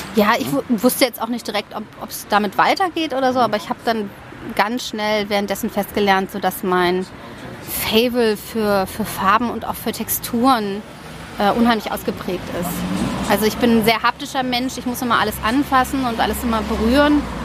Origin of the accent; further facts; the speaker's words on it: Berlin, Germany; also born or lived in Donaueschingen / Sandhausen / Taunus / Oldenburg; ich bin hauptsächlich in Westberlin groß geworden